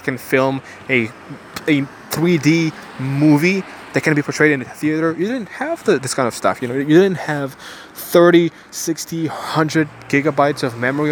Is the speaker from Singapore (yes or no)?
no; Ukraine; now in Bulgaria; I was born in Ukraine